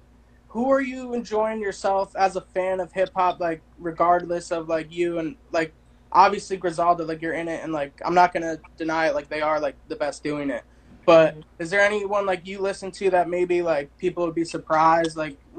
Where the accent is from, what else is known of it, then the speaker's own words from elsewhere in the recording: New Jersey, United States; now in Los Angeles, United States; I'm from the East Coast. I'm from Jersey, but I'm in L.A. now